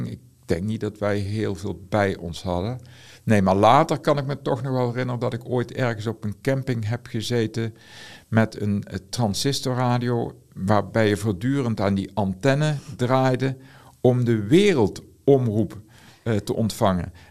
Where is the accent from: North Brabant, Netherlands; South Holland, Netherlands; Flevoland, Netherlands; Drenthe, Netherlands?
North Brabant, Netherlands; Aarle-Rixtel; Ik kom zelf uit Aalriksel. Die hadden allemaal een brommer. En ik was de enige zonder brommer. Ik kom uit een zwaar ongemotoriseerd gezin.